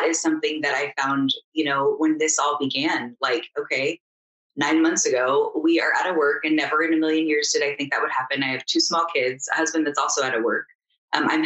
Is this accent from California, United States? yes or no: yes; Danville, California, United States; I grew up in Danville, California